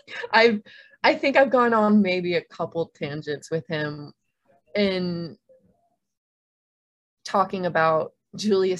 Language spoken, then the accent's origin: English; United States; being an American